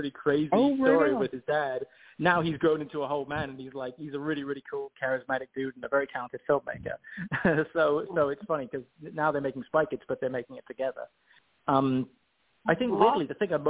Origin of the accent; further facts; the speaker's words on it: Oxford, South East England, United Kingdom; I come from Oxford in England. I grew up on the street where J.R.R. Tolkien is buried.